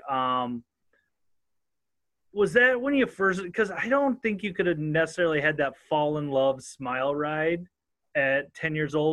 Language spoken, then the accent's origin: English; Southern Minnesota, United States; accent: northern; I'm freaking as redneck as they come, and I'm from Southern Minnesota.